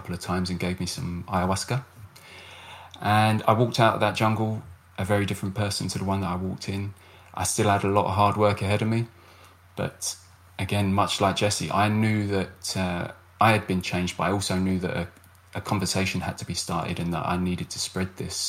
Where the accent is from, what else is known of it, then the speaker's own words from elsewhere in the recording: United Kingdom; I'm a British military veteran